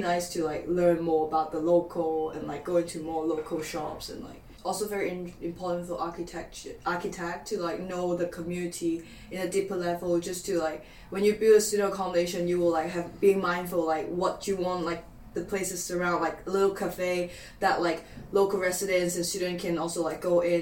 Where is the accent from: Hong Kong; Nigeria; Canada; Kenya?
Hong Kong; moved away as an adult; now in Newcastle, United Kingdom; I'm from Hong Kong